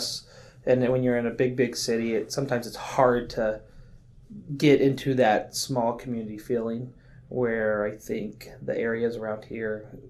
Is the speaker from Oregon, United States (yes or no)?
yes; Klamath Falls, Oregon, United States; also born or lived in Midwest; now in Medford, United States; So, I was born and raised in Klamath Falls. Then we moved to the Midwest